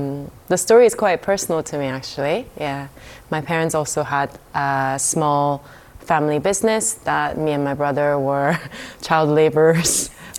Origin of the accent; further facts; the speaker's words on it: California, United States; also born or lived in Korea; I am Korean American. So I was born in Korea and I moved to California with my parents. And so they've become sort of first generation immigrants.